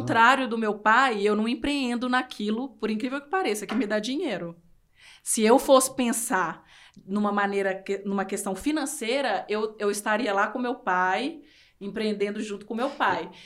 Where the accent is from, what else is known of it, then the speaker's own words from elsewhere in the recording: interior of Minas Gerais, Brazil; eu sou do interior de Minas e minha cidade tem dezessete mil habitantes